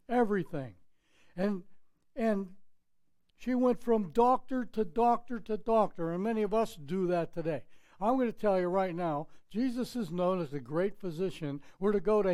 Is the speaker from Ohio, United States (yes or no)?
no; Pittsburgh, Pennsylvania, United States; moved away; I was growing up in Pittsburgh, Pennsylvania